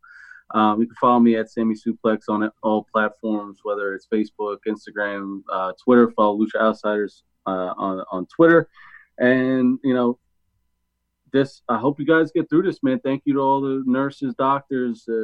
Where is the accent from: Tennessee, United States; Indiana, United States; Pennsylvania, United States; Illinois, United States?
Pennsylvania, United States; outside of Philadelphia; I grew up outside of Philadelphia